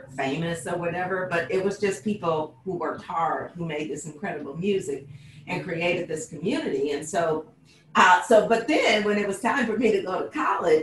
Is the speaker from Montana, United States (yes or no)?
no; Detroit, Michigan, United States; now in San Francisco Bay Area, United States; I'm from Detroit. I'm repping Detroit today